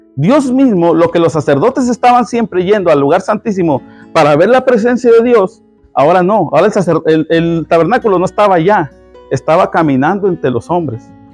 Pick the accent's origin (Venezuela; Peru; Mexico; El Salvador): Mexico; soy mexicano y hablo rápido